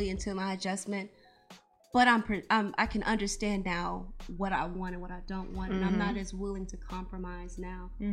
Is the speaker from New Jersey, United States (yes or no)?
no; Humble, Texas, United States; I live in Humble. Love Humble. I grew up in Humble